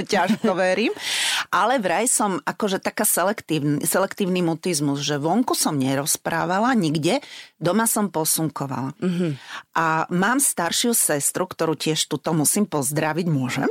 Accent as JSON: {"language": "Slovak", "town": "Spišská Nová Ves", "region": "Košice Region", "country": "Slovakia", "moved": "as an adult", "lives_now": "Bratislava, Slovakia", "said": "ja som zo Spiskej Novej Vsi"}